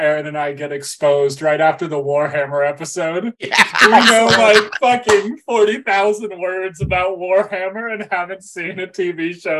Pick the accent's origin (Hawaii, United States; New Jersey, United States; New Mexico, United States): Hawaii, United States; I grew up in Hawaii